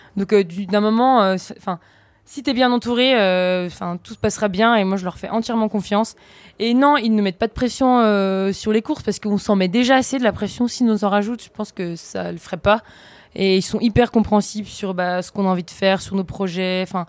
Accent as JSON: {"language": "French", "area": "Vosges", "region": "Grand Est", "country": "France", "moved": "yes", "lives_now": "Savoie, France", "said": "je suis originaire des Vosges. Et euh, ça fait quelques années que j'habite en Savoie, euh, en dessous Courchevel"}